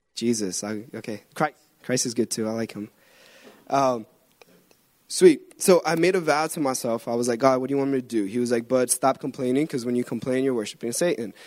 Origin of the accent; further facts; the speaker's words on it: Guatemala; moved away; I'm from Guatemala.